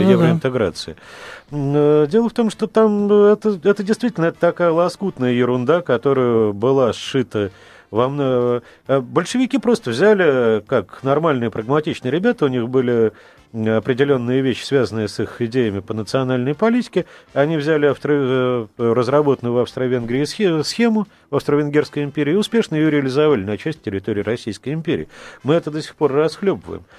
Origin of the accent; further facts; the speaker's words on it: Crimea, Ukraine; я дочка, дочь офицера, я крымчанка